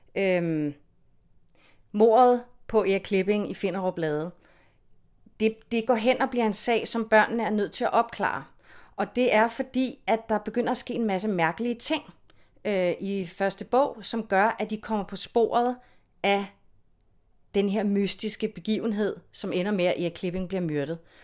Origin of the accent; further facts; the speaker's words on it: Copenhagen, Capital Region of Denmark, Denmark; er jeg jo født og opvokset i København